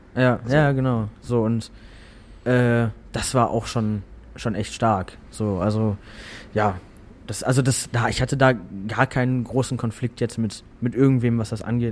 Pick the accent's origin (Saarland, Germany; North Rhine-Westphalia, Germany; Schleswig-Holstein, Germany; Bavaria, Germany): North Rhine-Westphalia, Germany; Hamm; moved away; also born or lived in Hannover; die wohnen immer noch in Hamm. Äh, auch in einem Haus, wo ich groß geworden bin.